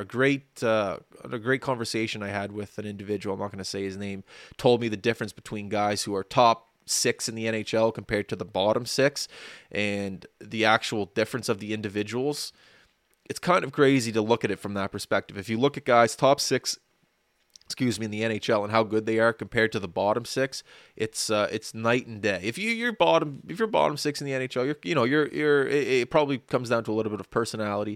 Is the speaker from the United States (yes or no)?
no; Canada; as a Canadian